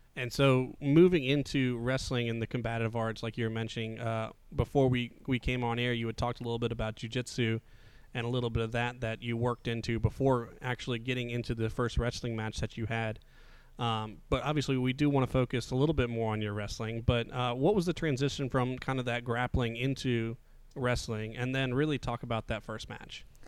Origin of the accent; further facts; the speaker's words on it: Midwest, United States; now in Southeast, United States; I was born in the Midwest